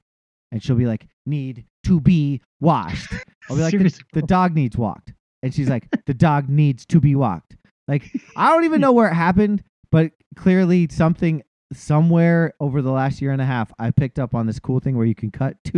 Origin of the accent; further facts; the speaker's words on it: Montana, United States; moved away as an adult; I grew up saying pop. We said pop in Montana for some reason.